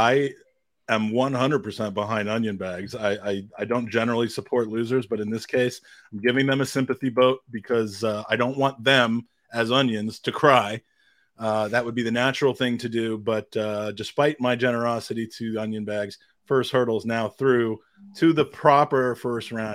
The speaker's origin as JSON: {"language": "English", "country": "United States"}